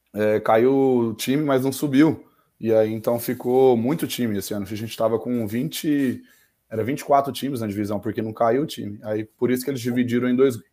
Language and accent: Portuguese; Mineiros, Goiás, Brazil; also born or lived in Uberlândia, Minas Gerais / Goiânia / Germany; E morei a vida toda em Mineiros, aqui no interior de Goiás